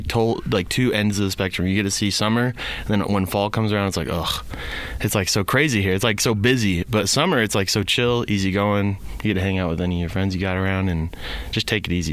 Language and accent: English; Gilbert, Arizona, United States; now in Rexburg, United States; I'm from Gilbert, uh, so I got to see kind of the two sides of Gilbert. As in, when I grew up